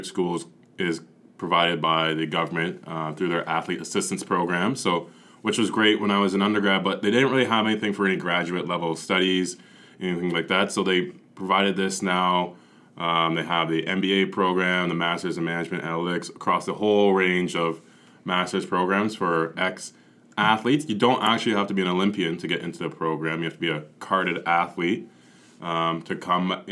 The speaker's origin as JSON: {"language": "English", "country": "Canada", "said": "as a Canadian athlete"}